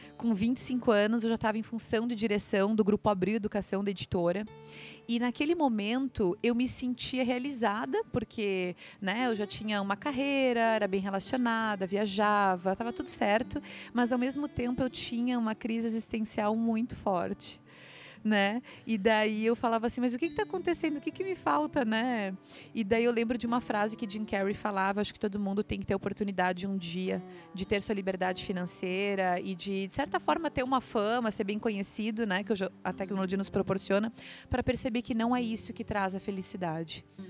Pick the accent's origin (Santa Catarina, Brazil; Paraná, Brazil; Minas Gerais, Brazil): Santa Catarina, Brazil; also born or lived in Santo Ângelo, Rio Grande do Sul / Florianópolis; eu passei minha infância aqui em Santo Ângelo na região das Missões. A minha avó vive aqui. Eu sou de Santa Catarina, tenho 31 anos.